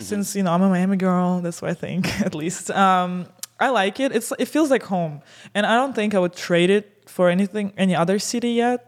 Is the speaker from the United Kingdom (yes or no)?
no; Siberia, Russia; now in United States; I'm Russian from Siberia